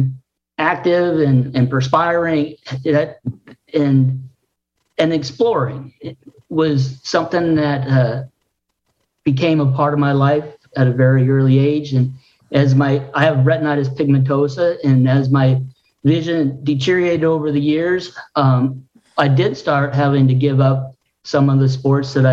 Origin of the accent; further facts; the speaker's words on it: Juneau, Alaska, United States; I grew up in Alaska